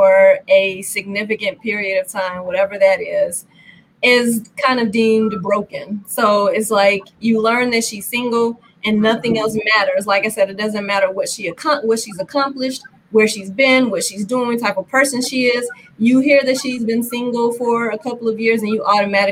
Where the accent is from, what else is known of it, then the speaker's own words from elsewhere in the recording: Gary, Indiana, United States; I grew up in Gary and I went to school at Valparaiso University